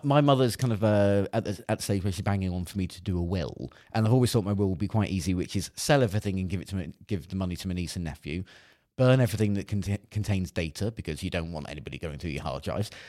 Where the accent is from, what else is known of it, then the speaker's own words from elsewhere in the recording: Cornwall, South West England, United Kingdom; I grew up in Cornwall